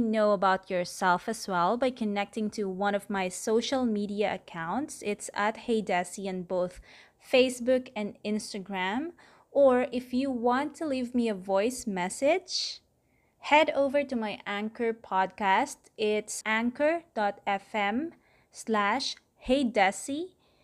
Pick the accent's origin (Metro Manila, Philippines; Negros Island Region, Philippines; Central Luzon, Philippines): Metro Manila, Philippines; Manila; I'm from Manila, Philippines.